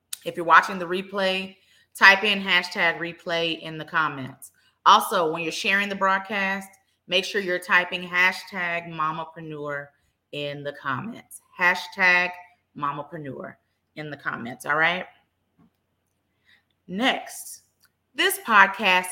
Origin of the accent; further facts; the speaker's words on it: Dallas, Texas, United States; I am born and raised in Dallas